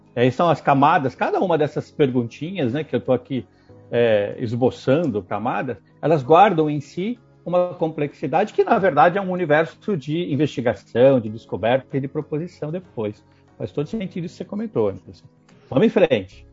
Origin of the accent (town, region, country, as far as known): Brazil